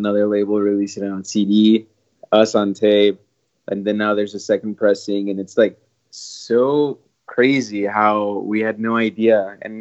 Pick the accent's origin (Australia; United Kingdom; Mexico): Mexico; Matamoros, Tamaulipas; now in Brownsville, United States; Matamoros, Tamaulipas, which is Mexico, which is my hometown originally. I'm from Mexico.